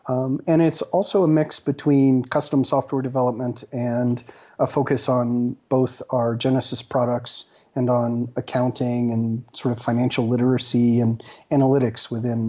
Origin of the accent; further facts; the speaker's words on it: Colorado, United States; moved away as an adult; I grew up in Colorado. I've got family here